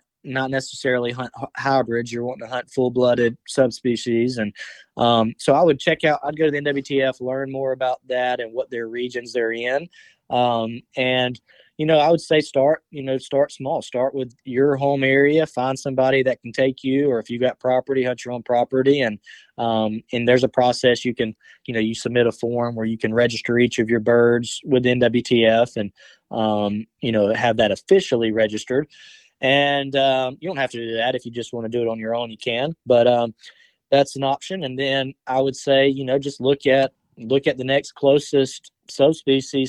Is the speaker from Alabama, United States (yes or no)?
yes; Alabama, United States; my home state